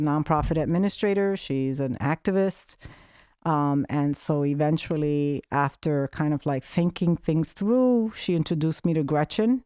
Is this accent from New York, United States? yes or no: yes; New York City, New York, United States; growing up in the South Bronx